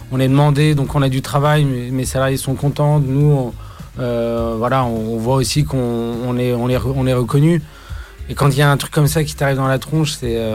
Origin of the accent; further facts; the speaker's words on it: Brittany, France; chez nous, en Bretagne